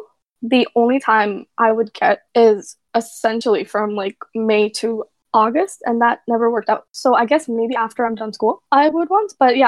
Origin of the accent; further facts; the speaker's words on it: United States; So, I'm 21. I was born and raised in the States. I've been here my whole life. Fun fact, I've never actually been to Pakistan.